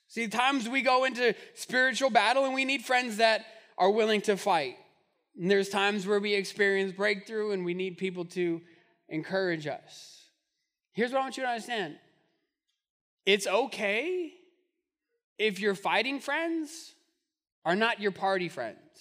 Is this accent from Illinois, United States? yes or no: no; Albuquerque, New Mexico, United States; growing up in Albuquerque